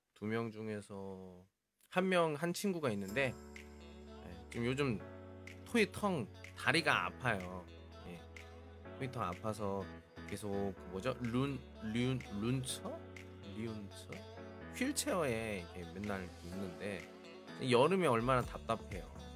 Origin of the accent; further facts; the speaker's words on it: South Korea; moved away as an adult; now in China; 저는 한국 사람이니까